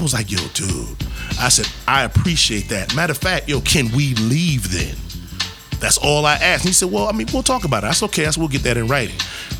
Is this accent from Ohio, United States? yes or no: no; New York City, New York, United States; From Harlem